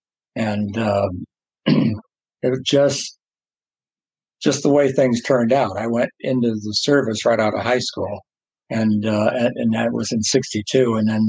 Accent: Aurora, Illinois, United States; I'm actually from the Chicago area in Aurora, Illinois.

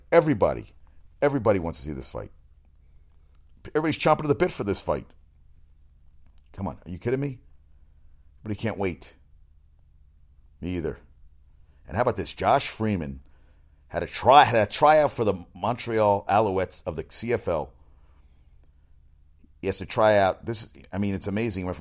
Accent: South Africa; I'm from South Africa, you know.

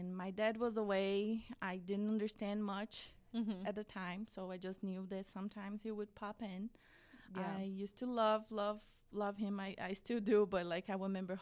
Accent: Midwest of Brazil, Central-West, Brazil; English is a second language; moved away as an adult; now in United States; I was born in Brazil in 1990. I'm 30 years old now, and I lived with my family in a very small town in the middle of Brazil, like the Midwest of Brazil.

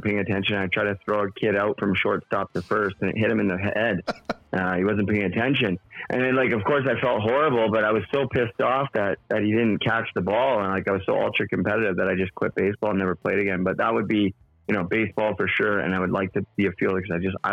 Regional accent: Canada; I grew up and in Canada

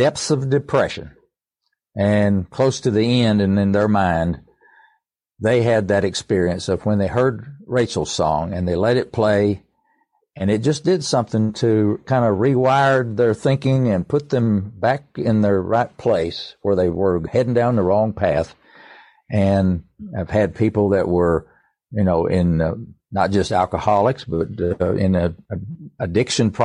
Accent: East Tennessee, United States; I grew up around music all my life. I was born in East Tennessee and into a musical family.

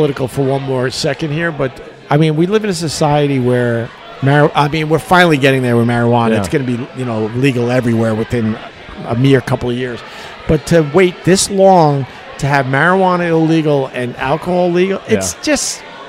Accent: Long Island, New York, United States; moved away as an adult; also born or lived in Rochester / Buffalo / Geneseo; born and raised on Long Island

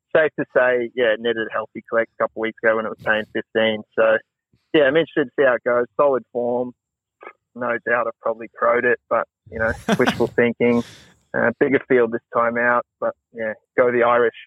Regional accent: New Zealand; being a Kiwi myself

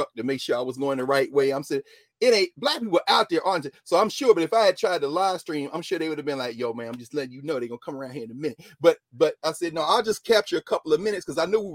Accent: Tennessee, United States; I'm an African from Tennessee

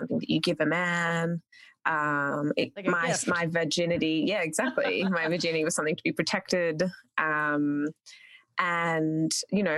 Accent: Canberra, Australian Capital Territory, Australia; also born or lived in Sri Lanka; Spent most of my teen formative years in a town called Canberra

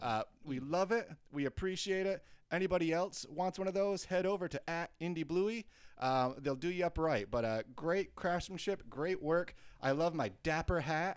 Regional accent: United States; as a American doofuses

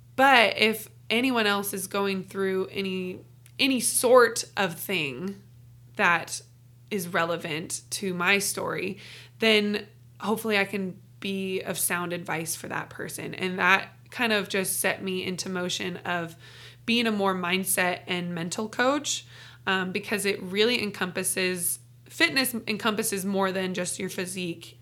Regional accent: Renton, Washington, United States; moved away as an adult; I'm originally from Renton, Washington, Seattle, born and raised

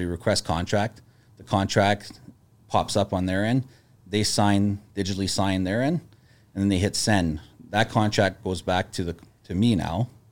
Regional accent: Sudbury, Ontario, Canada; moved away as an adult; also born or lived in Toronto; I moved from Sudbury when I was eighteen

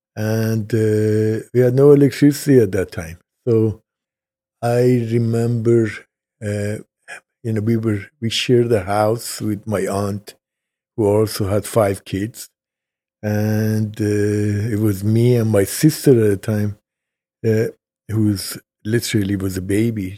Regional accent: Tehran, Tehran Province, Iran; also born or lived in Kashan, Iran; now in United States; I was born in Kashan, Iran

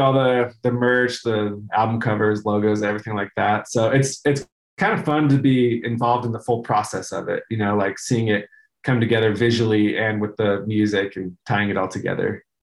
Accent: Denver, Colorado, United States; moved away as an adult; also born or lived in Reno, Nevada / California; now in Utah, United States; I was born in Reno, Nevada, and then moved around California a bit. And then I grew up, we, we moved to Denver the Denver area when I was like eight. And so I spent the rest of my time there until I moved to Utah for college

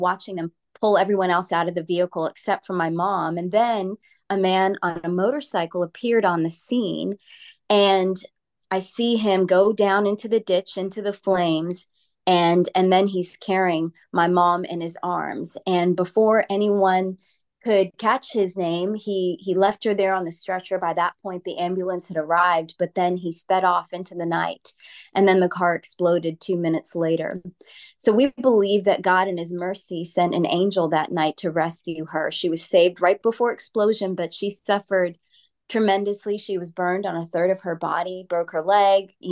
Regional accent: New Jersey, United States; now in Texas, United States; I grew up in New Jersey, and I was part of an Indian Christian family

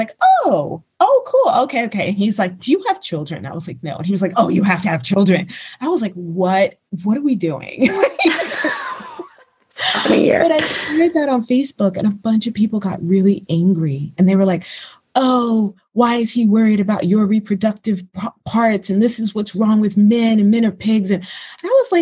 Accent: United States; moved away as an adult; also born or lived in Los Angeles; now in Montenegro; I am an American

